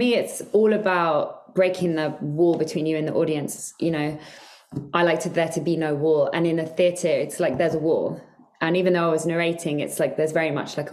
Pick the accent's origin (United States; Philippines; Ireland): Ireland; I'm Irish